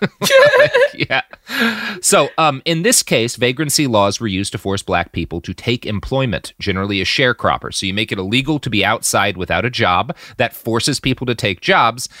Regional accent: Texas, United States; As a Texan

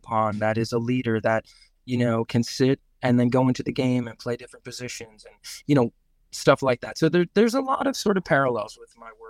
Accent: New York, United States; And, you know, I grew up on New York sports radio. It's funny.

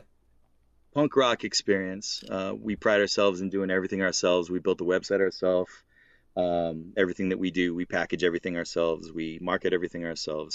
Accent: Massachusetts, United States; accent: Boston/Massachusetts (non-rhotic)

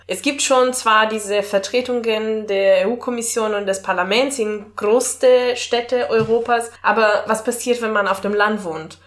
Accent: Italy; German is a second language; now in Germany; als Italienerin in Deutschland zu wohnen

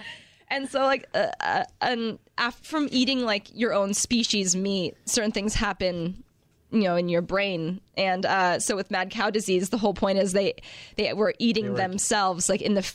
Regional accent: Santa Clarita, California, United States; also born or lived in San Francisco; Santa Clarita. So not too far from here, yeah, 30 minutes north

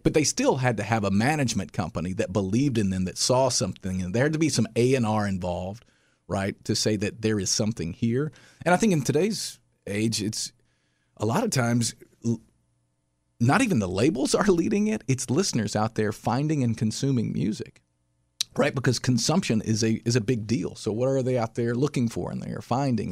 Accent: Sparta, Tennessee, United States; also born or lived in Nashville, Tennessee; my hometown, which is Sparta, Tennessee

